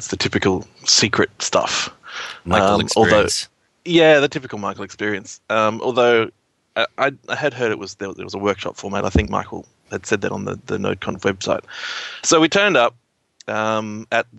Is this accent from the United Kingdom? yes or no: no; Australia; I'm from Australia as well.